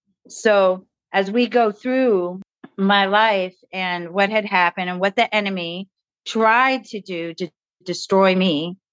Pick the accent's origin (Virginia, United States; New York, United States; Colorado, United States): Virginia, United States; Newport News; born there; I was born in Newport News, Virginia, to a father that was a nuclear physicist and my mother was a nurse.